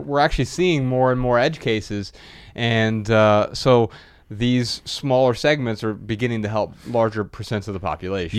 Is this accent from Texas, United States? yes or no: no; Dayton, Ohio, United States; moved away; we're from Dayton, Ohio.